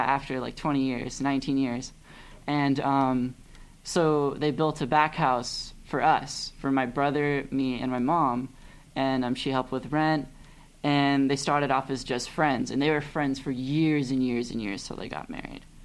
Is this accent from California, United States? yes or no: yes; Pasadena, California, United States; also born or lived in Glendale, California / Claremont, California; I was raised in Pasadena